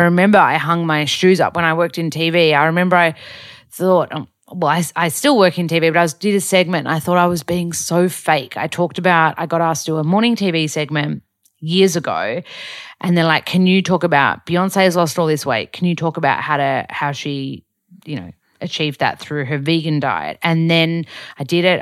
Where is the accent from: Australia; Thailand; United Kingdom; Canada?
Australia; accent: ocker Australian; I'm really Aussie.